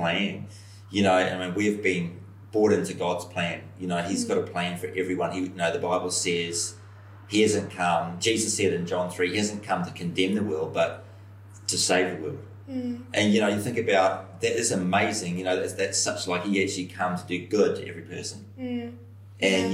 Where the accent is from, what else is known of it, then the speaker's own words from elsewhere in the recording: New Zealand; from New Zealand